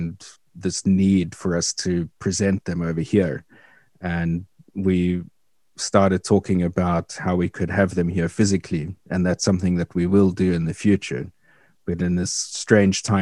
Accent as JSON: {"language": "English", "country": "South Africa", "tie": "born or raised there", "moved": "as an adult", "lives_now": "Princeton, United States", "said": "growing up in South Africa"}